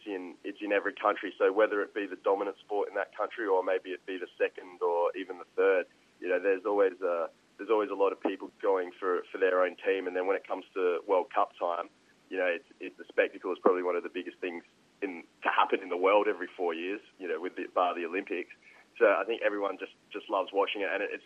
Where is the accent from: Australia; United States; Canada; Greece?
Australia; Adelaide, South Australia; also born or lived in Fiji / Brisbane; now in Melbourne, Australia; growing up in Adelaide